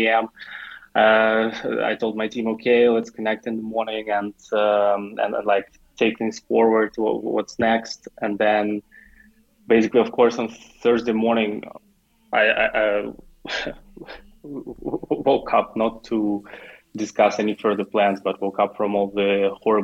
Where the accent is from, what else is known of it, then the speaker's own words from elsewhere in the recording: Ukraine; moved away as an adult; now in Dubai, United Arab Emirates; I'm from Ukraine, but I'm not in Ukraine. The last 10 years, I live in Dubai.